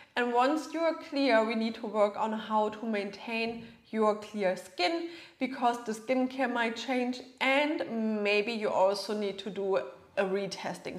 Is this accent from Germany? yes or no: yes; Germany; moved away as an adult; now in Florida, United States; I'm originally from Germany, right? But I live in Florida right now